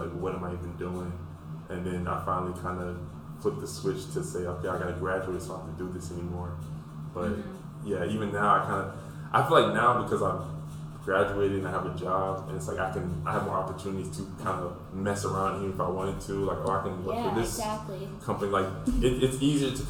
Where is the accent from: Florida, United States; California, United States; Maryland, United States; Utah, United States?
Florida, United States; Pensacola; I'm from Pensacola